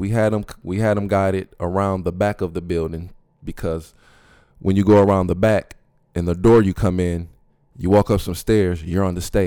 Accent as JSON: {"language": "English", "town": "Flint", "region": "Michigan", "country": "United States", "tie": "born or raised there", "said": "Yeah, it's in Flint."}